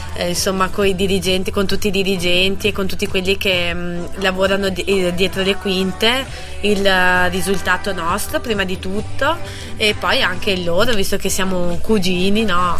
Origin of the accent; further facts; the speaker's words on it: near Bassano del Grappa, Veneto, Italy; moved away as an adult; now in Trento, Italy; sono di vicino a Bassano del Grappa.